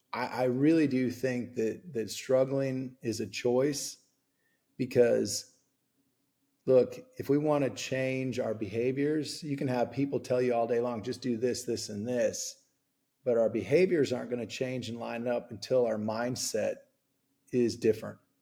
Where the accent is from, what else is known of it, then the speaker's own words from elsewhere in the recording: Rochester, Minnesota, United States; I grew up in Rochester, Minnesota